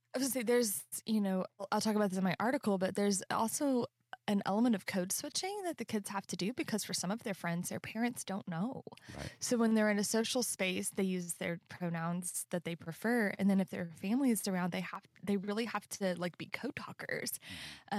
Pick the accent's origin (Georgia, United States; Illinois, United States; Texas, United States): Texas, United States; Central; moved away; I grew up in Central Texas